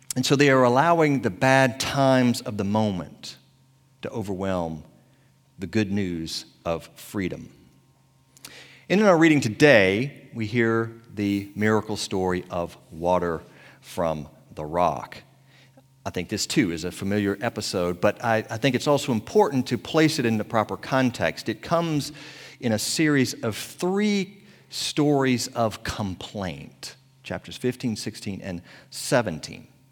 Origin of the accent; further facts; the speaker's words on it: Tappahannock, Virginia, United States; accent: Tappahannock accent; moved away; I was back in my hometown of Tappahannock, Virginia